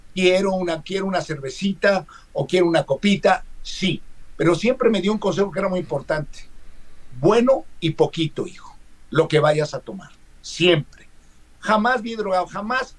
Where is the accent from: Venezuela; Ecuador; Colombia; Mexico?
Mexico; Somos mexicanos